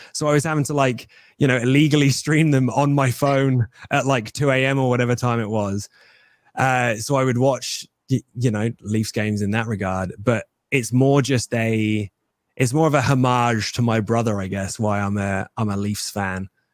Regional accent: England, United Kingdom; your boy will be wrestling as an Englishman

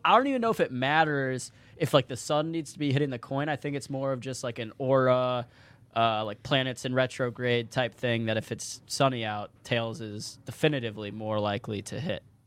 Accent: St. Louis, Missouri, United States; now in Detroit, United States; where I grew up in Saint Louis

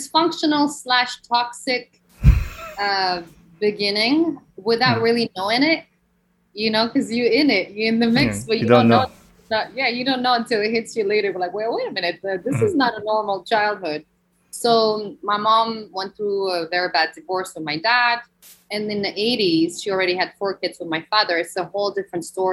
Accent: Belgium; moved away as an adult; also born or lived in Morocco / France / New York City; now in United States; I was born in Morocco, as you know. And when I was a kid, my mom and I, we immigrated to Belgium

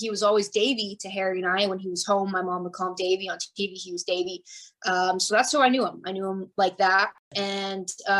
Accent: Calgary, Alberta, Canada; moved away as an adult; also born or lived in Tampa, Florida, United States; now in Florida, United States; I was born in Calgary. And then in 91, we moved to Florida

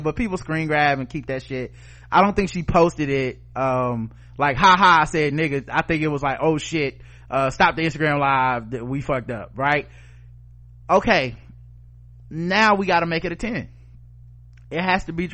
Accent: Charlotte, North Carolina, United States; my hometown, Charlotte, North Carolina

